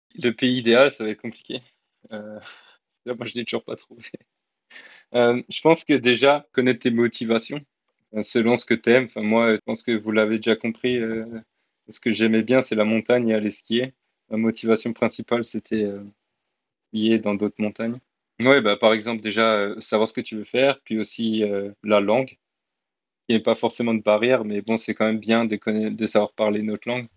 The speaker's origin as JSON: {"language": "French", "country": "France", "also_born_or_lived": "New Zealand / Australia", "moved": "as an adult", "said": "en tant que Français"}